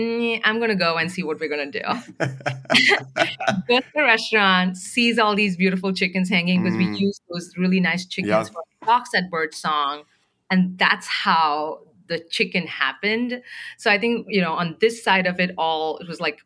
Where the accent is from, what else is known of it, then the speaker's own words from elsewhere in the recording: India; now in United States; I'm from India. I grew up, you know, I used to go with my dad to pick the chicken